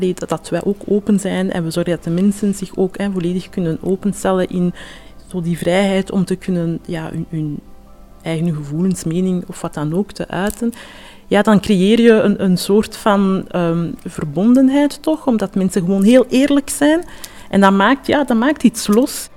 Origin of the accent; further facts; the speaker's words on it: Antwerp, Flanders, Belgium; mijn roots van mijn ouders vooral zijn ergens anders, maar ik heb heel mijn leven hier gewoond en geleefd. Antwerpen is ook mijn thuis